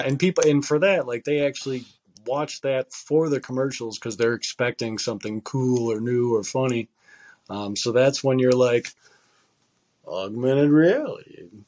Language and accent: English; United States; as like an American